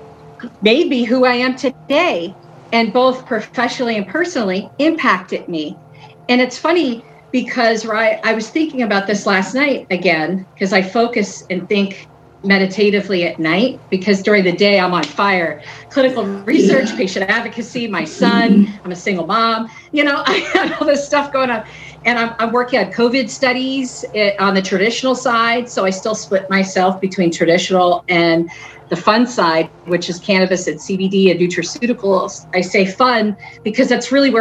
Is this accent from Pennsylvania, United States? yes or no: yes; Philadelphia, Pennsylvania, United States; I'm from the city of Philadelphia. I live right outside